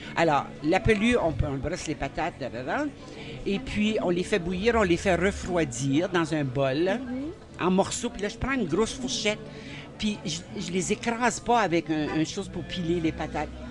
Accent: Saint-Basile, New Brunswick, Canada; now in Bouctouche, Canada; J'ai grandi à Saint-Basile, moi, au Nouveau-Brunswick

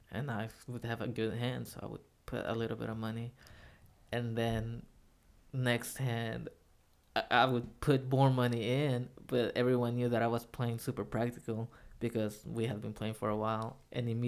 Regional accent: Mexico

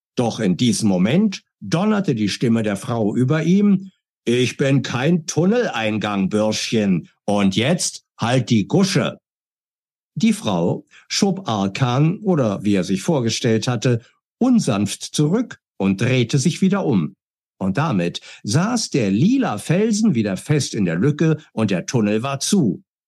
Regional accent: Berlin, Germany; Ich bin geboren 1964 in Berlin, war ein eifriger Bibliotheksgänger, habe als Kind sehr, sehr viel gelesen

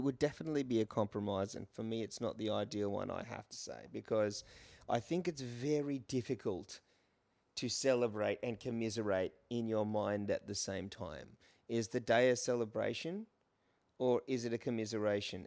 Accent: Brisbane, Queensland, Australia; moved away as an adult; also born or lived in England; I grew up in Brisbane.

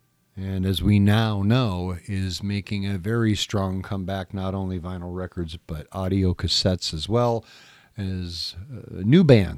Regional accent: Whittier, California, United States; Growing up in Southern California, growing up in the city of Whittier, we had our very own Lovells.

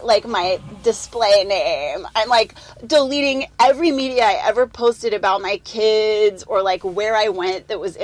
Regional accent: Chicago suburbs, Illinois, United States; moved away; I grew up in the Chicago suburbs

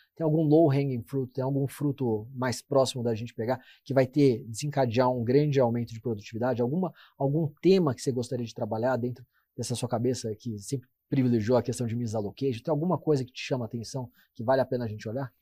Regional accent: Brazil; como brasileiro

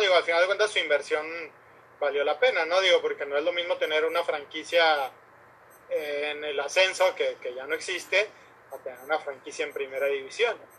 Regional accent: Nuevo León, Mexico; somos de Nuevo León o, hemos vivido siempre en Nuevo León

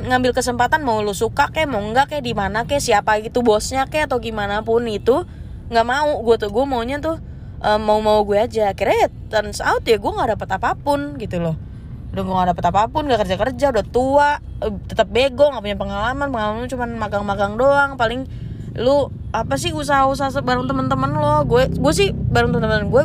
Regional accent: North Sumatra, Indonesia; gue kan orang Batak ya jadi yang diduluin tuh orang Batak

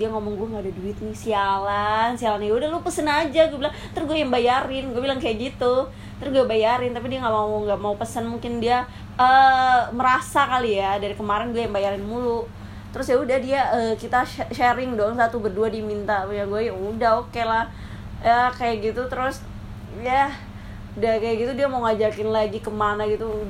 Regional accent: East Java, Indonesia; gue kan orang Jawa Timur kan orang Jawa Timur

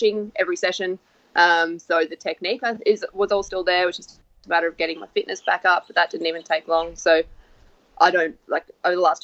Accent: Sunshine Coast, Queensland, Australia; I'm from the Sunshine Coast, which is only 2 hours north

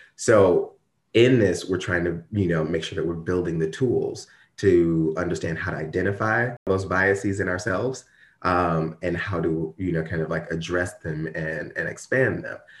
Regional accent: Ferguson, Missouri, United States; I grew up in Ferguson, like, Ferguson, Missouri

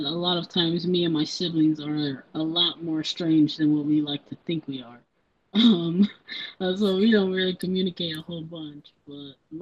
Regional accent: Gary, Indiana, United States; I grew up in Gary, Indiana, my entire life

